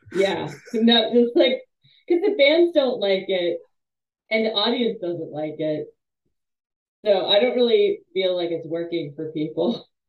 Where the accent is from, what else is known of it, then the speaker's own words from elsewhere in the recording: East Coast, United States; moved away; also born or lived in New England; I'm from the East Coast, so I'm very, and I lived in the Northeast, uh, New England for a while.